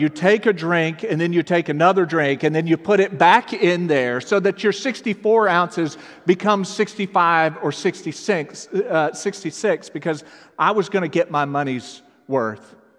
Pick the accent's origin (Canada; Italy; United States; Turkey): United States; Texas; moved away; I grew up in Texas